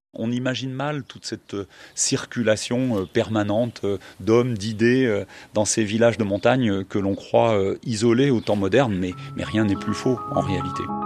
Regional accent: Savoy, Auvergne-Rhône-Alpes, France; Je suis un savoyard, mais un savoyard du bas. je suis un savoyard de l'avant-pays

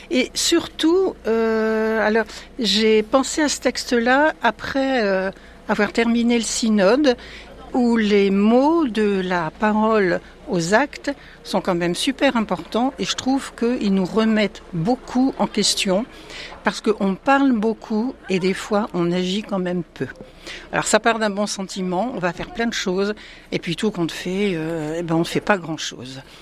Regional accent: Nouvelle-Aquitaine, France; je viens du Poitou.

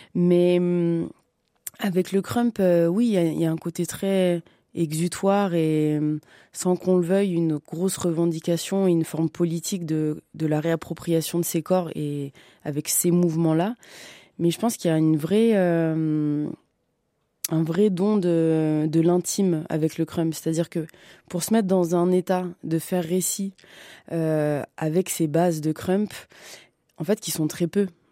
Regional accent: Bobigny, Île-de-France, France; je suis née à Bobigny, à la Cité de l'Étoile, dans le 93, en banlieue parisienne

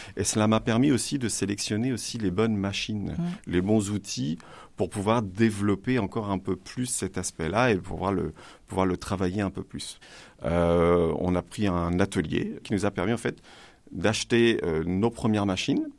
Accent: Le Havre, Normandy, France; moved away as an adult; also born or lived in Rouen area; now in Rouen, France; Je viens du Havre et depuis mes 20 ans maintenant, j'habite sur la Rouennaise.

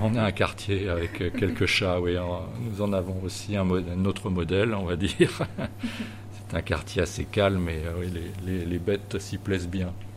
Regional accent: Chartres, Centre-Val de Loire, France; moved away as an adult; now in La Roche-Bernard, France; on vient de Chartres en Eure-et-Loire

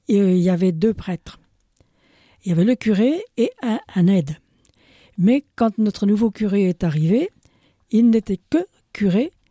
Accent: Burkina Faso; also born or lived in France; Mais eh française aussi, hein. N'oublie pas de le dire quand même. deuxième nationalité, je suis burkinabé.

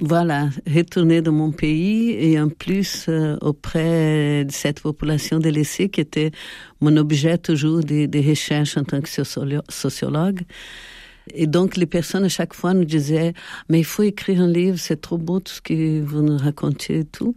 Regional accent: Brazil; moved away as an adult; also born or lived in Paris, France / Italy; now in Nîmes, France; je suis née au Brésil

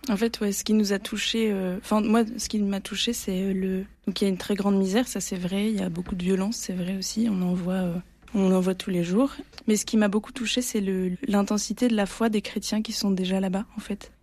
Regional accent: Provence-Alpes-Côte d'Azur, France; now in Marseille, France; je suis provençale, ce qui est très différent d'être marseillais

